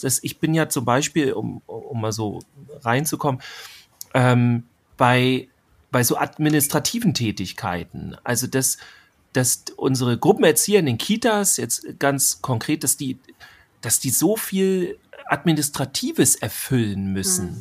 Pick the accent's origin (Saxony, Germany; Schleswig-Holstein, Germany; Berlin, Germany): Schleswig-Holstein, Germany; hier bei uns in Schleswig-Holstein